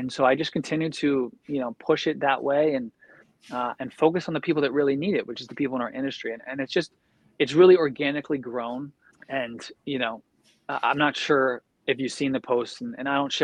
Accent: Philadelphia, Pennsylvania, United States; I'm from Philly

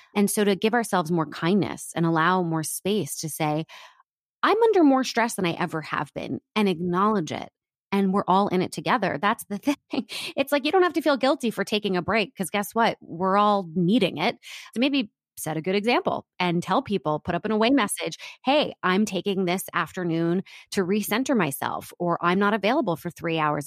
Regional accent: Washington, District of Columbia, United States; moved away as an adult; also born or lived in New York; now in Los Angeles, United States; I grew up in Washington, D C before that.

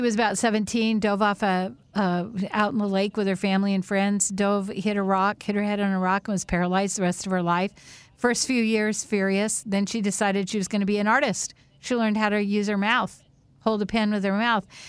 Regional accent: Whidbey Island, Washington, United States; growing up on Whidbey Island, we were so sheltered

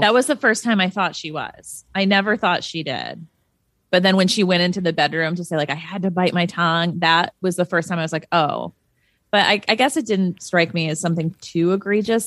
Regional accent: Midwest, United States; moved away as an adult; also born or lived in Chicago; now in Los Angeles, United States; I'm very Midwestern. I grew up in the Midwest

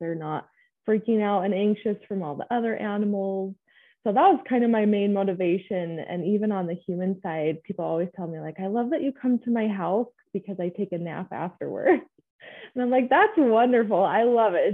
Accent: Clinton, Utah, United States; I grew up in Clinton in Davis County. born and raised there

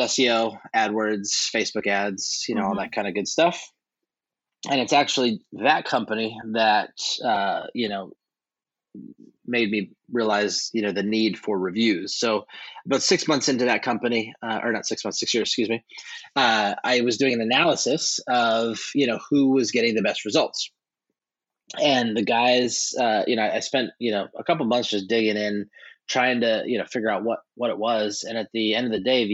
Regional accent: upstate New York, United States; also born or lived in Camp Pendleton, California; I ended up growing up in upstate New York

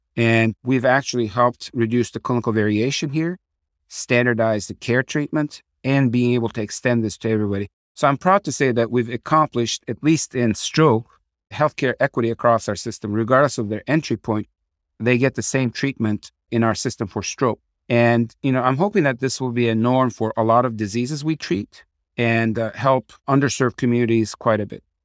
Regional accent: Tucson, Arizona, United States; also born or lived in Turkey; So I grew up in Tucson, Arizona. I'm the product of a immigrant family from Turkey. My dad and my mom came here when I was five years old and grew up there.

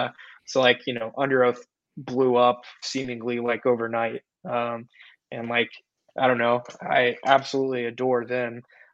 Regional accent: Nashville, Tennessee, United States; growing up in the Nashville scene, in the Bible Belt, you know, I'm a preacher's kid

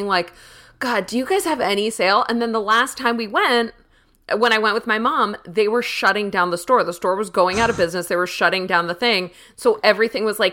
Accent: Schenectady, New York, United States; also born or lived in Los Angeles area, California; now in Los Angeles, United States; I'm from upstate New York. I'm from Schenectady.

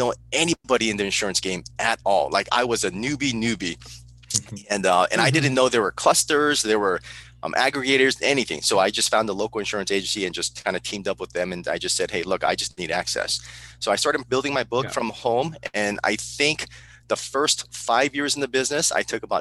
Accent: Burbank, California, United States; also born or lived in Seoul, South Korea / San Diego, California / Okinawa, Japan; I was raised in Burbank, California

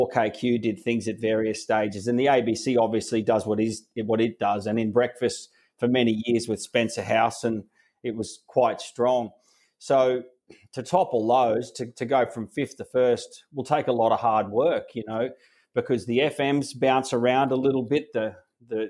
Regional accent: Queensland, Australia; also born or lived in Sydney; I'm not a blow-in from Sydney. I'm a Queenslander. Once you're a Queenslander, you're always a Queenslander

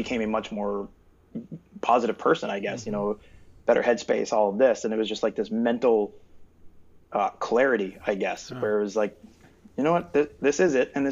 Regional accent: East Coast, United States; also born or lived in Southern California; I'm originally from the East Coast

